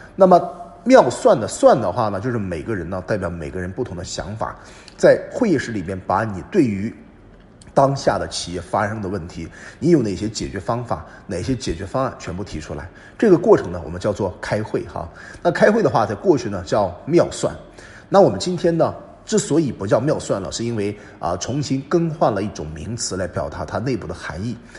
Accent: China; 我们中国人

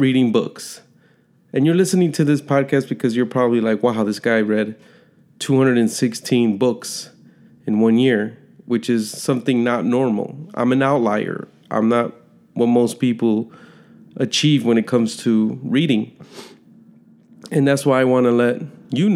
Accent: Chicago, Illinois, United States; I was born and raised in Chicago, Illinois, an inner city kid

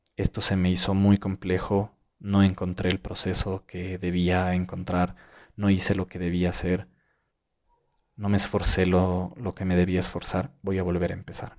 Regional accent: Ecuador; aquí en mi país

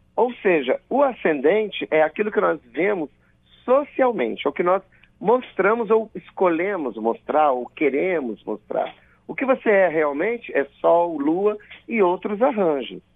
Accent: Colatina, Espírito Santo, Brazil; eu sou do interior do estado, eu sou de Colatina. Então, eu nasci às 12h57

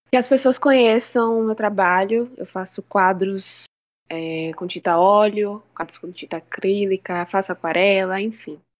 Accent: Feira de Santana, Bahia, Brazil; eu sou daqui de Feira de Santana. Eu tenho 19 anos, sou uma bebê, novinha ainda.

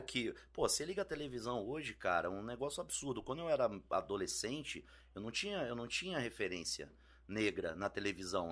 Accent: Brasília, Federal District, Brazil; moved away as an adult; also born or lived in Rio de Janeiro; now in São Paulo, Brazil; Nasci em 74 no Rio, fui em 85 para Brasília, Aí fiquei de 85 a 2002 em Brasília

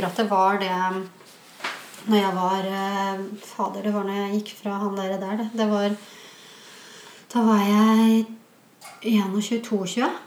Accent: Fredrikstad, Østfold, Norway; Jeg er fra Fredrikstad, vet du.

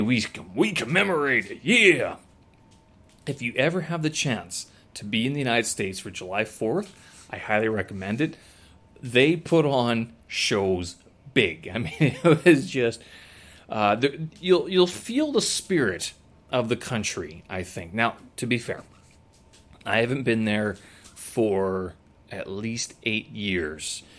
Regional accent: Canada; moved away as an adult; I am Canadian, born and raised.

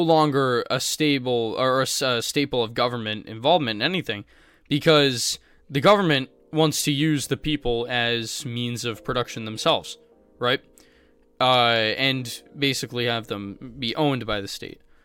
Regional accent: United States; I'm growing up in the United States of America

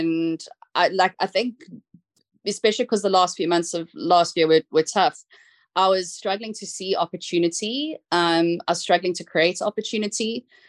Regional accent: South Africa; accent: South African; I'm going to say it in my South African accent, which might throw some people off

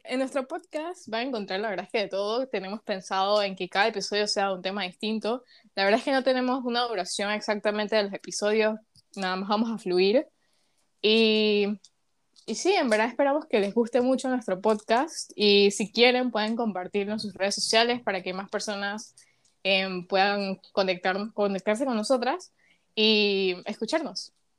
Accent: Panama; soy de aquí, de Panamá.

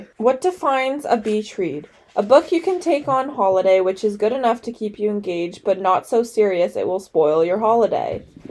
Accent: Canada; I'm a Canadian.

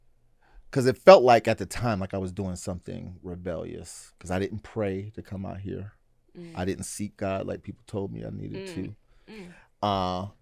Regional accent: Pittsburgh, Pennsylvania, United States; now in Oregon, United States; So I moved from Pennsylvania.

